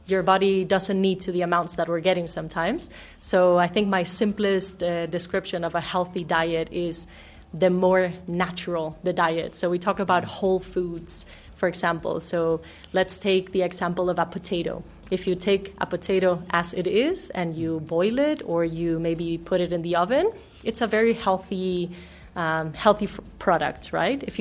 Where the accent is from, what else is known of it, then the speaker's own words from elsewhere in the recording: Denmark; also born or lived in Mexico; now in South Africa; No, I'm actually from Denmark and Mexico.